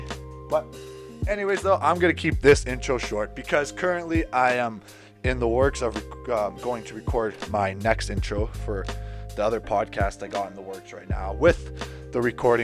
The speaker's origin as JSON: {"language": "English", "country": "Canada", "said": "my duties as a Canadian citizen"}